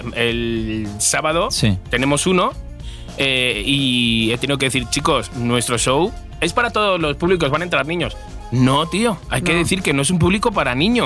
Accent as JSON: {"language": "Spanish", "country": "Spain", "also_born_or_lived": "Madrid", "moved": "as an adult", "lives_now": "Mexico", "said": "soy español"}